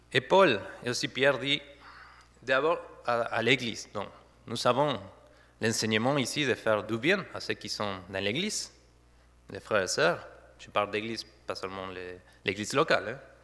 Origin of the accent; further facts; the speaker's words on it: Argentina; first language Spanish; French is a second language; moved away as an adult; also born or lived in Saverne, France; now in Didenheim, France; je viens de l'Argentine. Ça fait depuis 2013 que ma femme et moi, nous sommes en France